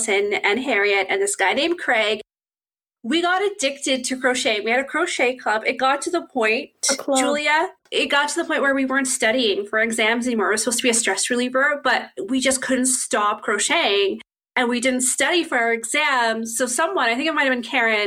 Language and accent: English; Halifax, Nova Scotia, Canada; where am I from? And I say, Halifax